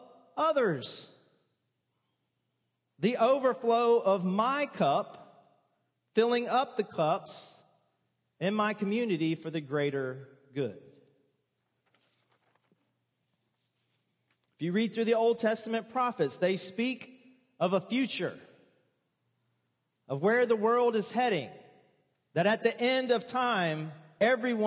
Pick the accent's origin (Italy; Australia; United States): United States; the South; also born or lived in Pensacola, Florida; I was born and raised in the South